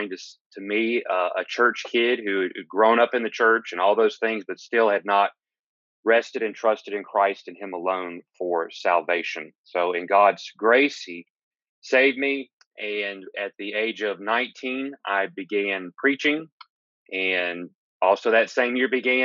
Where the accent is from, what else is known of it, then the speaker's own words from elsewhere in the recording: Gulfport, Mississippi, United States; I'm originally from Gulfport, Mississippi